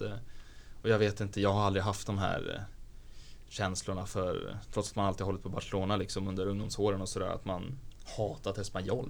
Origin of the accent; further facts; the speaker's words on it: Sweden; som svensk